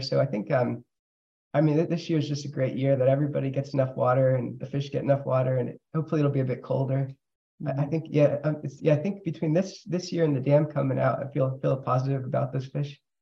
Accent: Cordova, Alaska, United States; also born or lived in Palmer, Alaska; I was born in Palmer, then I moved to Cordova when I was nine.

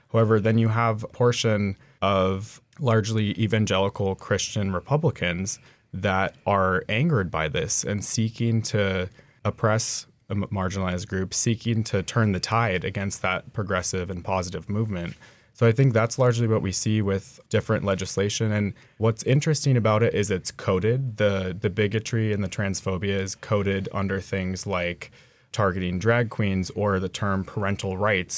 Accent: Two Rivers, Alaska, United States; I grew up in Two Rivers, Alaska, you know, out in the woods, dog mushing

